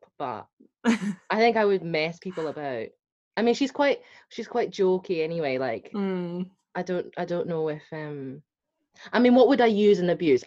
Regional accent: Scotland, United Kingdom; accent: Scottish; first language Hakka; English is a second language; I'm Scottish

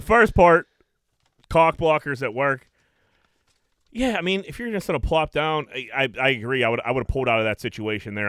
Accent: Greenfield, United States; I grew up on fucking Bigelow Street

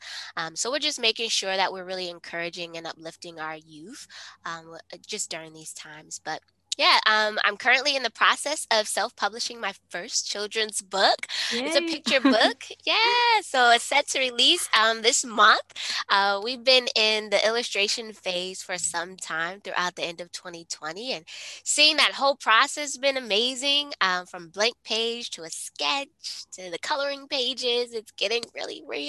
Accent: Ohio, United States; I'm from Ohio

